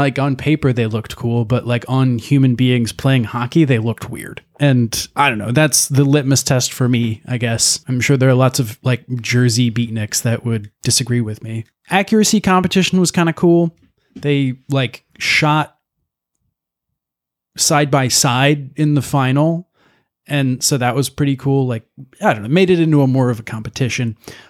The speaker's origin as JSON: {"language": "English", "town": "Chicago", "region": "Illinois", "country": "United States", "said": "But that's the only time as like a Chicagoan you would eat deep dish pizza"}